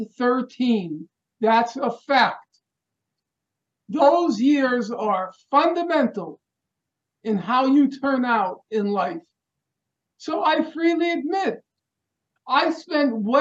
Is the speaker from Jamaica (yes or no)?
no; New York City, New York, United States; we're both from Brooklyn.